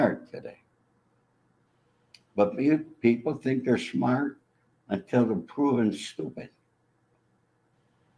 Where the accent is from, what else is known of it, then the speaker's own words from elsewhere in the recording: New York City, New York, United States; I was not a child like most of these kids in Brooklyn who were in the neighborhood